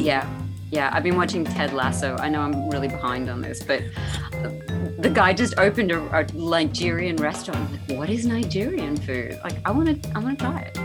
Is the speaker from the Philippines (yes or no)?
no; Australia; moved away; I lived in the country back growing up in Australia